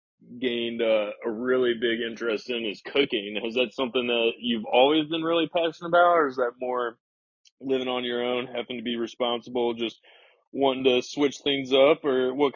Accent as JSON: {"language": "English", "town": "Okemos", "region": "Michigan", "country": "United States", "tie": "born or raised there", "moved": "yes", "said": "as great as it was growing up in Okemos"}